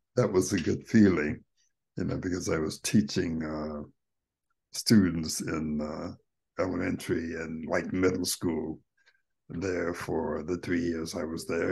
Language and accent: English; United States; I was from America